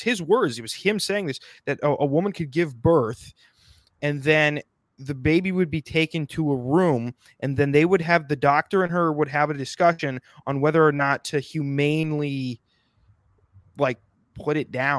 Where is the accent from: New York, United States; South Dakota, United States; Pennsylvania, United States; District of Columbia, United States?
South Dakota, United States; I'm from South Dakota.